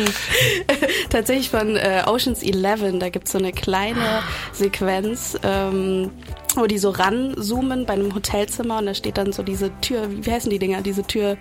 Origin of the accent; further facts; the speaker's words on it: Cologne, North Rhine-Westphalia, Germany; also born or lived in Cuba; komme aus Köln, bin gebürtige Kubanerin